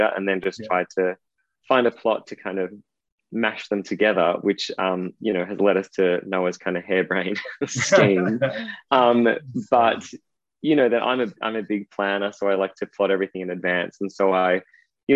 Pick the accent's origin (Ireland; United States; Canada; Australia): Australia; Ballarat, Victoria; moved away as an adult; also born or lived in Sydney / Perth; I grew up in Ballarat. I lived there until I was 18, when I fled to Sydney